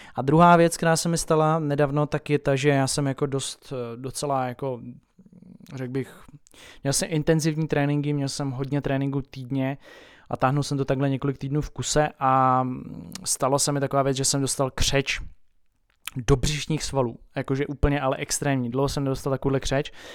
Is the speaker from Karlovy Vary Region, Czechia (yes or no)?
no; Tábor, South Bohemian Region, Czechia; u nás v Táboře